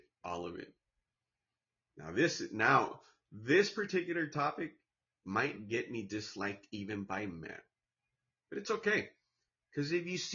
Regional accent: Santa Ana, California, United States; also born or lived in Orange, California / Mexico; my hometown, Santana, California, in the county of Orange

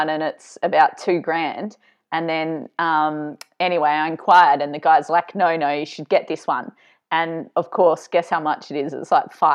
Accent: South Australia, Australia; moved away; back in South Australia, my hometown

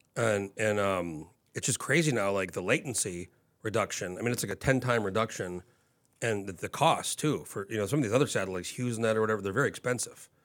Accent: New Mexico, United States; moved away as an adult; now in Anchorage, United States; I grew up in New Mexico and I moved here when I was nineteen

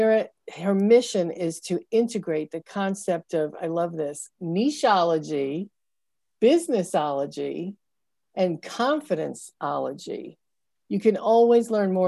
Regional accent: United States; I grew up socialized white, but I also grew up in a very progressive area

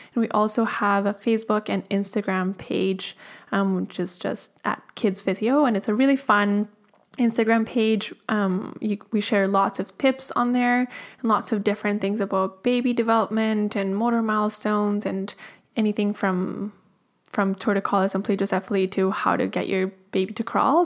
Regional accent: Colombia; moved away; I'm originally from Colombia in South America

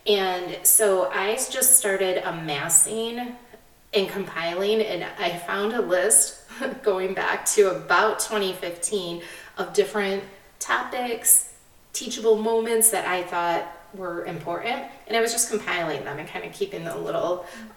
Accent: United States; as Americans

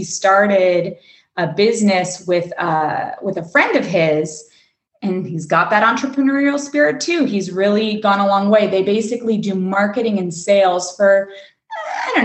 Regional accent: Los Angeles, California, United States; Los Angeles, California.

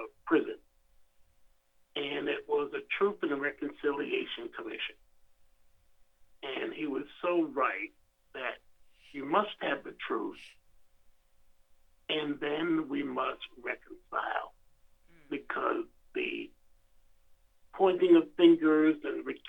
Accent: South Carolina, United States; my own personal experience growing up in Jim Crow in South Carolina, going to schools segregated by law

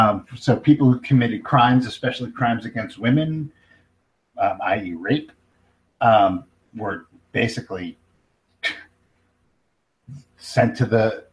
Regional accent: United States

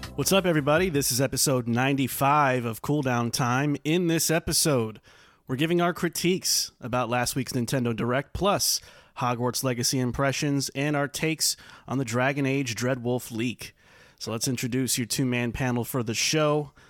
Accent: New York, United States; moved away; as a New Yorker myself

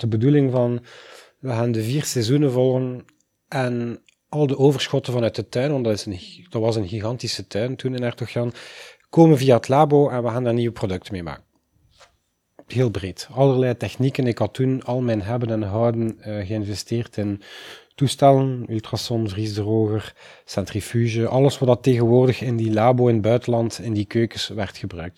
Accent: Oosterzele, Flanders, Belgium; ik kom uit Oosterzelen

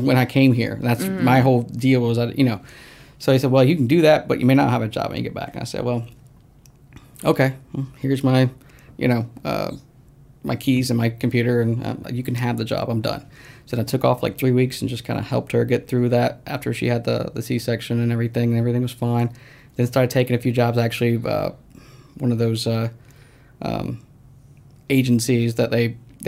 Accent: Snellville, Georgia, United States; I grew up in Snellville.

